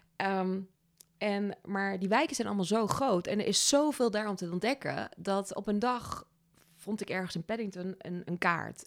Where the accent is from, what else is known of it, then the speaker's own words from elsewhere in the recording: Overasselt, Gelderland, Netherlands; moved away as an adult; also born or lived in Australia / Amsterdam; now in Nijmegen, Netherlands; ik kom uit een dorpje in de buurt vandaan